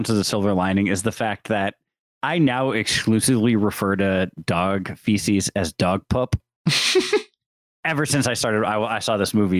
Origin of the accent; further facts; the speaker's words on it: Syracuse, New York, United States; So I'm from Syracuse, New York originally, and they do have a very distinct accent there